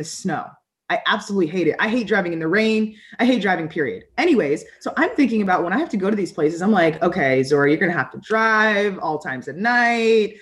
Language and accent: English; United States; now in Midwest, United States; I grew up right outside of Washington, D.C.